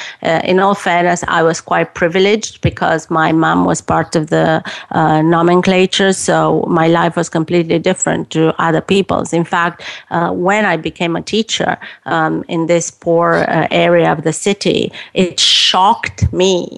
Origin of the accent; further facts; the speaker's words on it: Romania; moved away as an adult; growing up in Romania